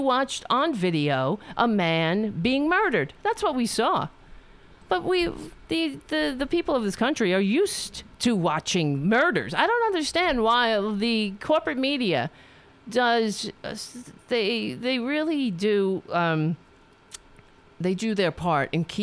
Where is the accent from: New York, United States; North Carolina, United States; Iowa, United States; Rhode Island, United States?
New York, United States; New York City; I grew up on Staten Island.